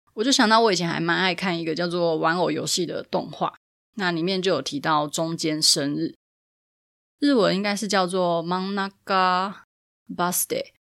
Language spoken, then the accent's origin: Chinese; Taipei, Taiwan; 因为我是台北人